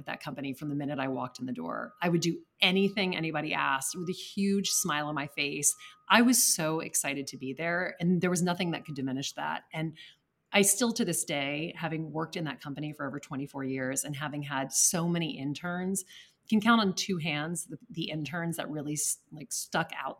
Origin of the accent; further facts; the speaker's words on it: Lake Charles, Louisiana, United States; now in New York City, United States; I grew up in Lake Charles, Louisiana, which is not a bastion of art collecting